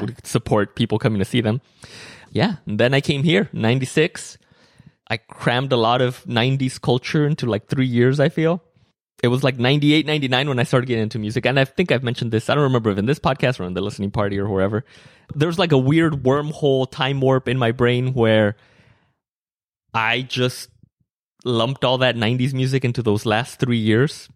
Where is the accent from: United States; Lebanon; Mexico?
Mexico; moved away; growing up in Mexico